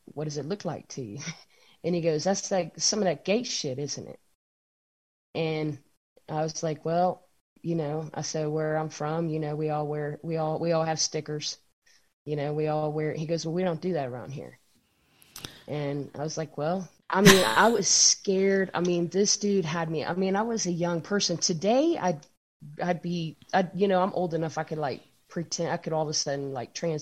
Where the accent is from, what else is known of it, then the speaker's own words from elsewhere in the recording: the North, United States; now in Henderson, United States; I'm from the North, like big city